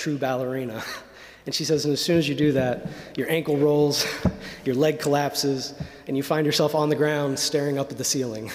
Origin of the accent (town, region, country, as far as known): Indiana, United States; born or raised there